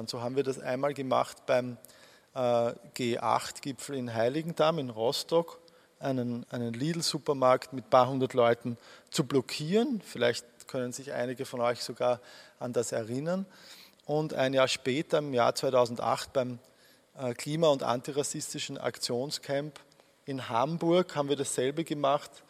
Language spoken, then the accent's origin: German; Austria; Ich bringe die zwei immer durcheinander als Österreicher.